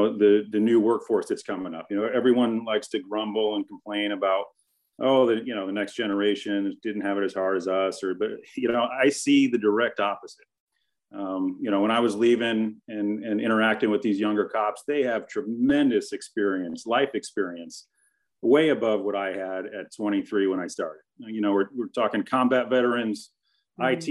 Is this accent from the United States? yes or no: yes; Connecticut, United States; moved away; also born or lived in Los Angeles; I grew up in Connecticut